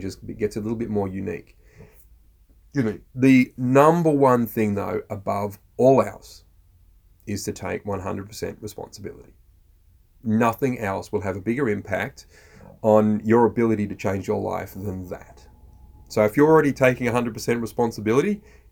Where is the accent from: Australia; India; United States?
Australia